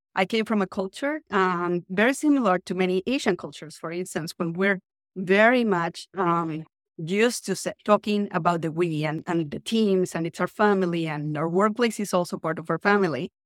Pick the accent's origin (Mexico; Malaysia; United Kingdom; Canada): Mexico; Mexico City; English is a second language; moved away as an adult; now in San Francisco, United States; I'm originally from Mexico City, but I am actually joining the podcast from San Francisco today